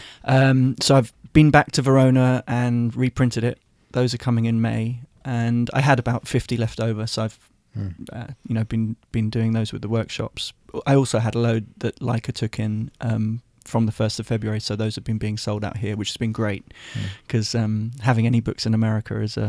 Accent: Wembley, London, United Kingdom; Born and raised near Wembley, which is where the National Stadium is. Right. I lived there till I was about 23. Then I moved into London proper, moved to Shepherd's Bush with my best friend, and then to Pimlico, which is near Victoria, then to the Barbican

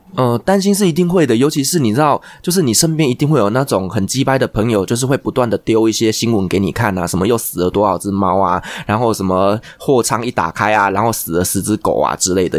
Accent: Taiwan; 我们台湾人

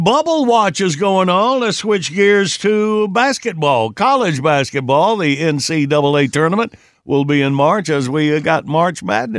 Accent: Graham, North Carolina, United States; I grew up watching on Tobacco Road and then Little Graham, North Carolina

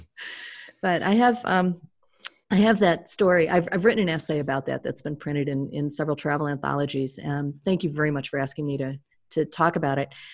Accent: United States; I was very welcomed as an American

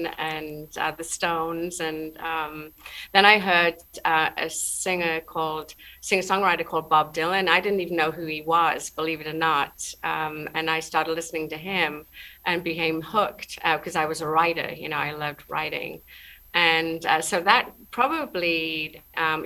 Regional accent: near Newcastle upon Tyne, North East England, United Kingdom; moved away; I was born near Newcastle upon Tyne, up in the northeast

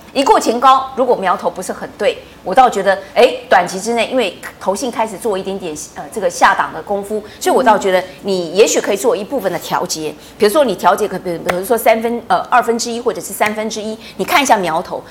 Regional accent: Taiwan; 我们台湾人

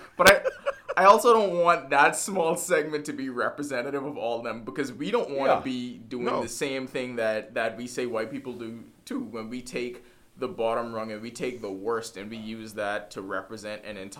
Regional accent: Bahamas; we born and raised in the Bahamas

